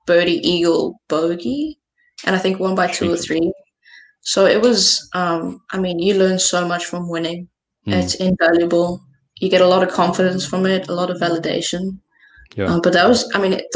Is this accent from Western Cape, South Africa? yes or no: no; Johannesburg, Gauteng, South Africa; I'm from Bryanston in Joburg